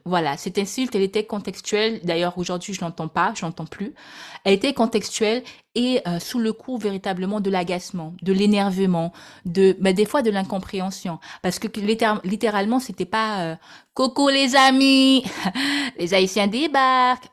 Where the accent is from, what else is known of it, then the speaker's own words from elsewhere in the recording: French Guiana; Je suis née en Guyane, département très cher à mon cœur.